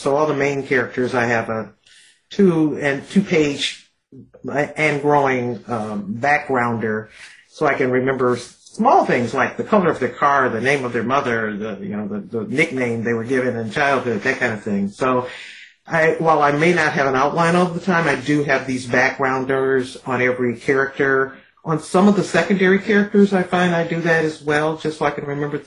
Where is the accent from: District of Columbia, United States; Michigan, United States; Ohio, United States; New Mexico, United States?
Michigan, United States; Detroit; growing up in Detroit